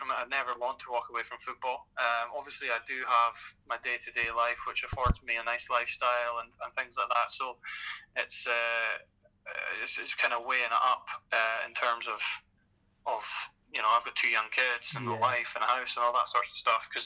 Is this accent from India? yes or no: no; Carrbridge, Scotland, United Kingdom; moved away as an adult; now in Houston, United States; I'm from Carrbridge.